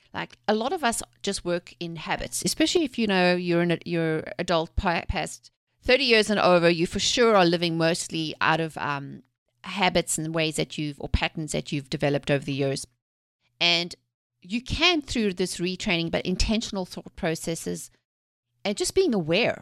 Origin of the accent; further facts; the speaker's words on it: South Africa; moved away; I'm originally from South Africa. I was born and raised there, actually during the apartheid eras